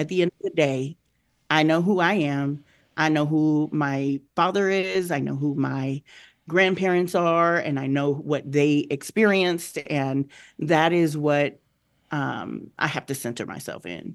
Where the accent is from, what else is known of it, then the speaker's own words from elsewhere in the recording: Southern Arizona, United States; moved away; I came from Southern Arizona, um, where it was a large, um, Latino population, Mexican population in particular. I grew up with Mexicans